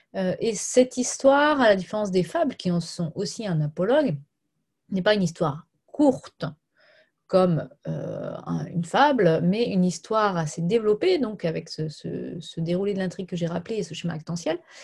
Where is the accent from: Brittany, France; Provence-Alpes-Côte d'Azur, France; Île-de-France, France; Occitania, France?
Brittany, France; Je suis bretonne